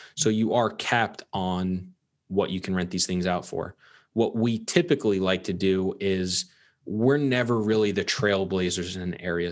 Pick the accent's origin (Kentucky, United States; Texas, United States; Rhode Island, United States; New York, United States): New York, United States; Long Island; I grew up in Long Island, New York